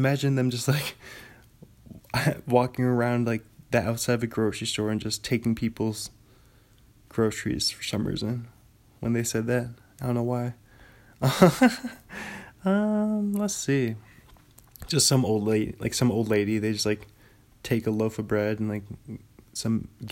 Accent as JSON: {"language": "English", "town": "Bothell", "region": "Washington", "country": "United States", "tie": "born or raised there", "moved": "as an adult", "lives_now": "Pullman, United States", "said": "my hometown, Bothell, Washington"}